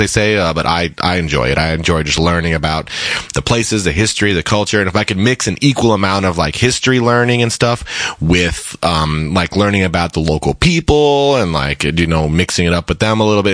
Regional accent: Colorado, United States; now in Seattle, United States; I am from Colorado originally, and I moved out to Seattle, kind of got established out here

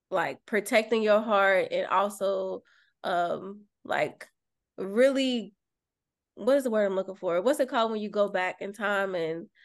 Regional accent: Louisville, Kentucky, United States; I'm from Kentucky. I'm from.

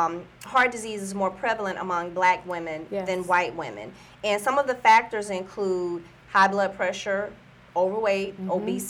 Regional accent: the South, United States; because I'm from the South. So I was raised on soul food.

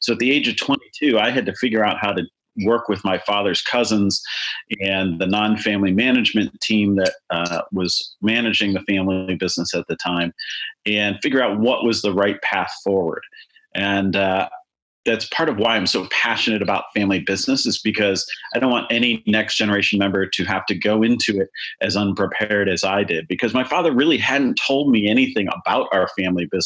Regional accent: Chicago, Illinois, United States; I grew up in Chicago

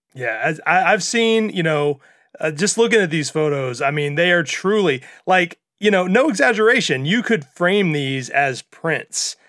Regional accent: Mississippi, United States; I'm from Mississippi

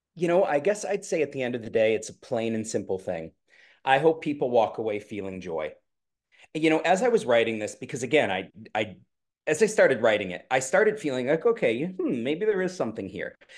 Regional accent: the Berkshires, Massachusetts, United States; I grew up in the Berkshires

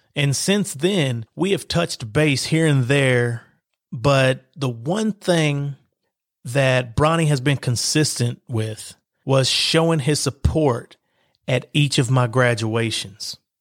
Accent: Lexington, Kentucky, United States; I was born in Lexington, Kentucky, and life began for me in the East End projects of Lexington, Kentucky

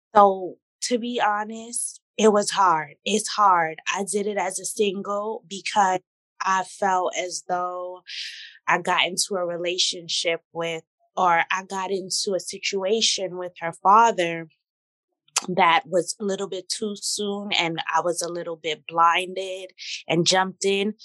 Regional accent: New York City, New York, United States; also born or lived in Torrance, California; I was raised in Brooklyn since I'm 10 months

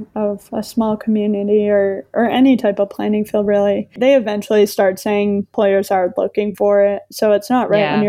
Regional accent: Maine, United States; the community that I grew up in Maine

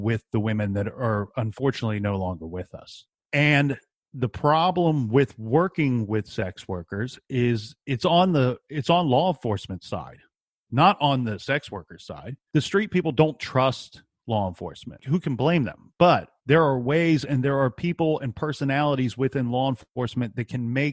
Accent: Columbus, Ohio, United States; I'm from Columbus, Ohio

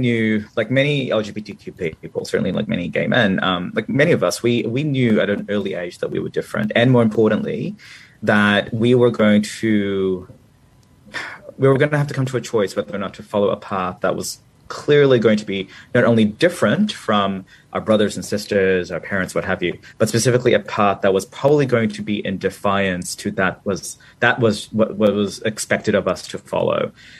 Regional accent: Manila, Metro Manila, Philippines; born there; So as you just said, I was born in Manila, Philippines, and I was born during the Marcos dictatorship under martial law.

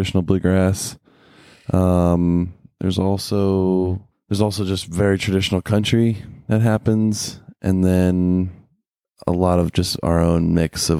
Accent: Middlebrook, Virginia, United States; we grew up in Middlebrook right outside of Stanton

